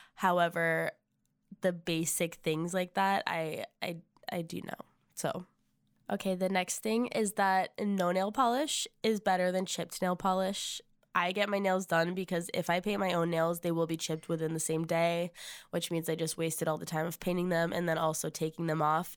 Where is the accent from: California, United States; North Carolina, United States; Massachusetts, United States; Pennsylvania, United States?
Massachusetts, United States; moved away as an adult; now in Nashville, United States; We are originally from Massachusetts, so we are living far away from home.